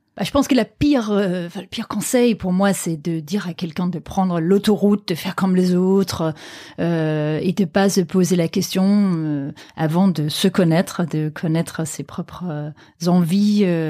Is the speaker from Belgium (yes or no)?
no; Aarhus, Central Denmark Region, Denmark; moved away; ma ville natale Aarhus donc la deuxième ville du Danemark